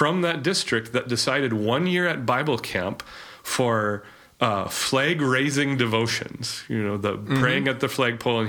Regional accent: Grand Forks, North Dakota, United States; We're both Eastern North Dakota boys. Adam's from Valley City. I'm from Grand

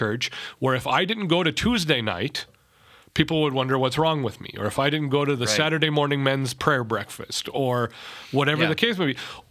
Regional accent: Minnesota, United States; I'm from Minnesota

